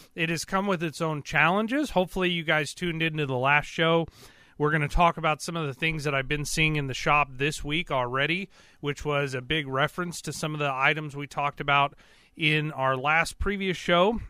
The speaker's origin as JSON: {"language": "English", "area": "Carthage, Joplin, Neosho area", "region": "Missouri", "country": "United States", "tie": "born or raised there", "also_born_or_lived": "east side of Lake Michigan, Michigan / Marionville, Missouri", "said": "I'm from around the Carthage, Joplin, Neosho kind of area. But I spent a significant amount of my time um, up north on the east side of Lake Michigan"}